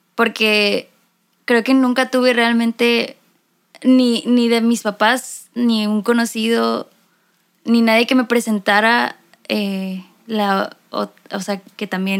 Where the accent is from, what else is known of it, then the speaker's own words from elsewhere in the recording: Mexicali, Baja California, Mexico; now in Monterrey, Mexico; soy de Mexicali, pero actualmente vivo en Monterrey